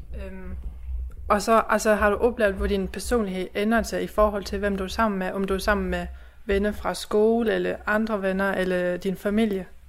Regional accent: Tinglev, Southern Denmark, Denmark; Jeg er født og opvokset i det tyske mindretal og bor hjemme hos mine forældre i Tinglev i Sønderjylland.

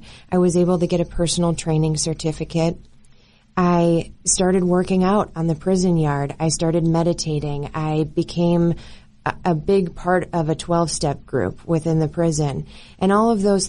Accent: Chicago suburbs, Illinois, United States; moved away as an adult; now in Colorado, United States; I was born and raised in the Chicago suburbs

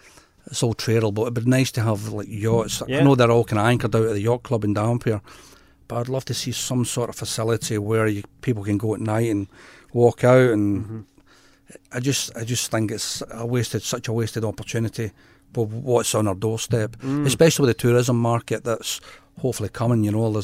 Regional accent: Scotland, United Kingdom; now in Pilbara, Australia; I'm more Scottish.

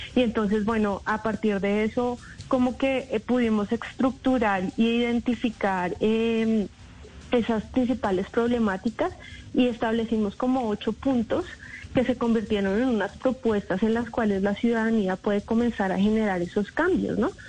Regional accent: Colombia; como colombianos y colombianas

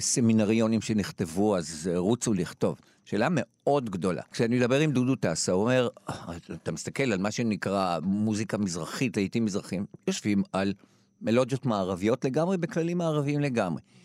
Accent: Jerusalem, Jerusalem District, Israel; אני גדלתי בשכונה בבית הכרם שכולם היו אוהדי הפועל ירושלים

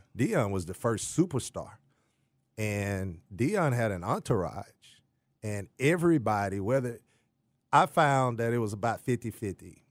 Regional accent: Jackson, Mississippi, United States; moved away; also born or lived in Texas; I'm originally from Jackson, Mississippi.

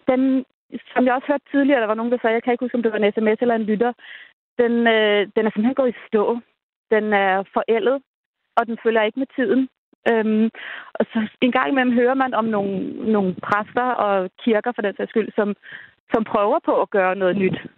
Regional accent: Denmark; vi er danskere, og vores kirke, det er den, der har været her i flere hundrede år

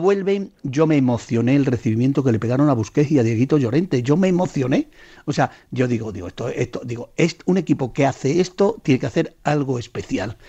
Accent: Seville, Andalusia, Spain; yo soy pues más sevillano que la Torre del Oro y que la Giralda

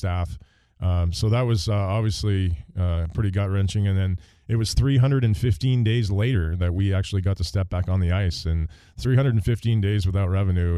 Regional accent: Canada; moved away; the sport that we grew up with in Canada

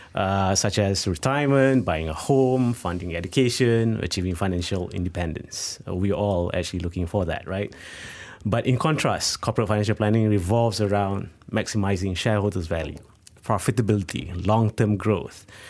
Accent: Malaysia; we are living in Malaysia

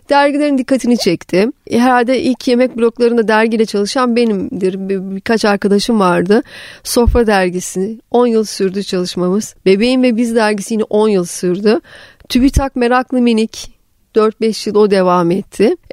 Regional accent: Black Sea Region, Turkey; Ama bütün çocuk yani ilkokul çağları şeyde geçmeye başladı. Karadeniz'de. Orada büyüdüm. Lisenin sona kadar Karadeniz'e geçti.

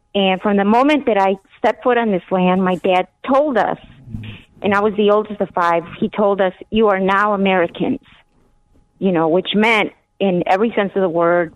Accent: Guatemala; moved away; I was born in in Guatemala

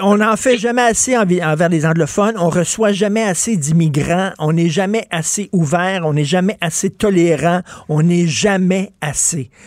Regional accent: Quebec, Canada; nous autres, les Québécois francophones non éduqués

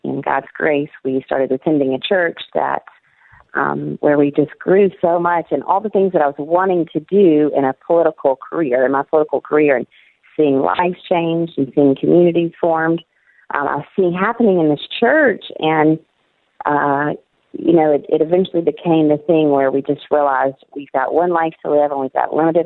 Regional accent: Mississippi, United States; moved away as an adult; also born or lived in Washington, D.C.; now in Middle East; my experience growing up in Mississippi and even living in D.C.

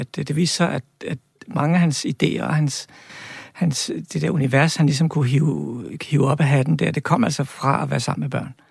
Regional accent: Albertslund, Capital Region of Denmark, Denmark; min barndom i Albertslund

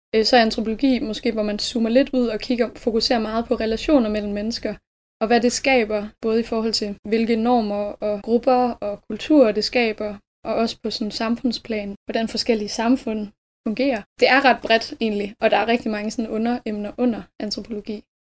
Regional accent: Skanderborg area, Central Denmark Region, Denmark; moved away as an adult; now in Aarhus, Denmark; Jeg er fra øhm, en lille by, der hedder Algen, som ligger sådan omkring ved Skanderborg-området

